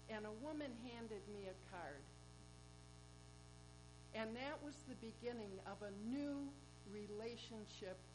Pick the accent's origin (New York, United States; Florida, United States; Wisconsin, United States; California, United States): Wisconsin, United States; Wauwatosa; I'm from Wauwatosa.